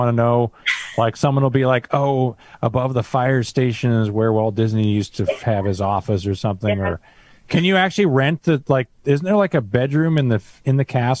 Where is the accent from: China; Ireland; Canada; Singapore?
Canada; now in Southern California, United States; I grew up in Canada.